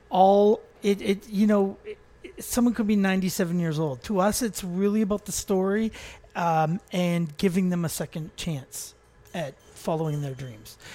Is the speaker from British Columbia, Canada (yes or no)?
yes; North Vancouver, British Columbia, Canada; also born or lived in New York / Los Angeles; I was born and raised on the North Shore of Vancouver.